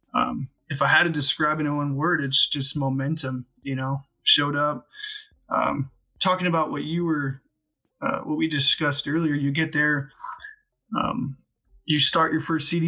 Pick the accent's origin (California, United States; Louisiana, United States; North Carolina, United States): California, United States; Southern; I grew up in Southern California